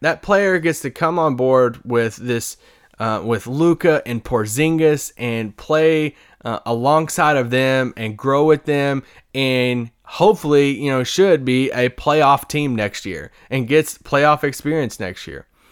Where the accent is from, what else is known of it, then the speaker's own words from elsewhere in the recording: Kentucky, United States; also born or lived in Louisville, Kentucky; I'm from Kentucky, and I lived in Louisville for a while